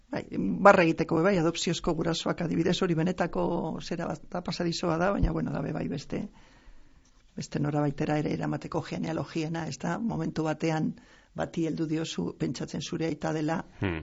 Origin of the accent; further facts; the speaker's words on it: Basauri, Basque Country, Spain; also born or lived in Pedrosa, Burgos, Spain; gero jetorri ginen Euskal Herrira bi urte erdirekin eta orduan gero ni hemen finkatu naiz